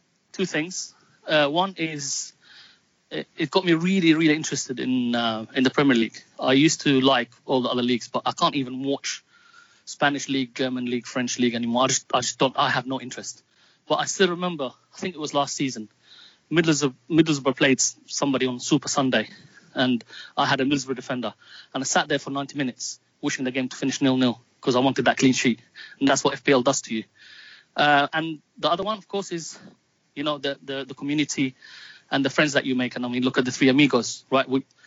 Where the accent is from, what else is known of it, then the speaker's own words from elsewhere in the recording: Palestine; now in London, United Kingdom; they will know that I'm Palestinian British and I'm proud of both. Moved to England in 96. I live in London